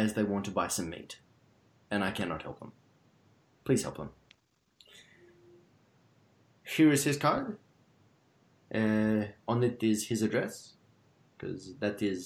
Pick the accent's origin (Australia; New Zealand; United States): Australia; accent: Australian; my Australian accent